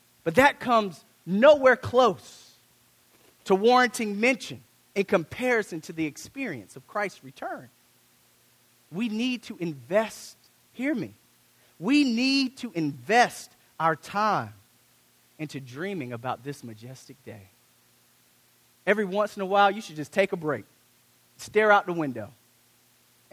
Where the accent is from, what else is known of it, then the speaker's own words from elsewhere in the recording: United States; I'm African American